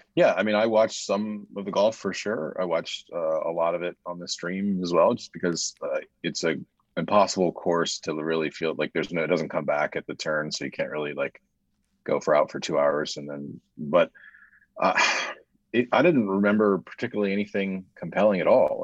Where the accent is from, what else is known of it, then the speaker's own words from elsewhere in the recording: United States; I, as an American citizen